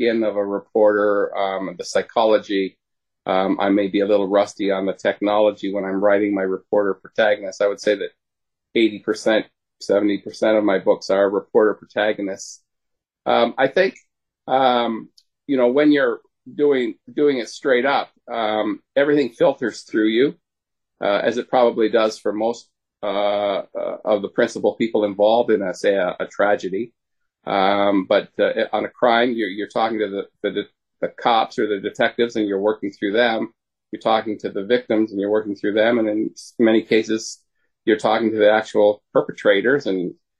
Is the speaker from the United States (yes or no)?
no; Canada; I'm a Canadian